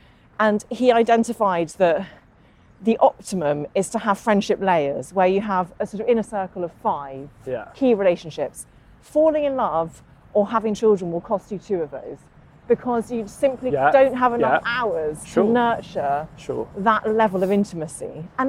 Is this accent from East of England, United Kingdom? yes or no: no; Northern Ireland, United Kingdom; I grew up in Northern Ireland, just outside Derry, went to school in Derry. You can't tell because I don't have the accent.